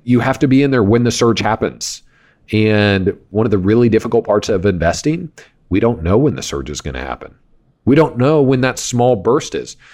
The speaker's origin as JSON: {"language": "English", "town": "Wichita", "region": "Kansas", "country": "United States", "tie": "born or raised there", "said": "I grew up in Kansas"}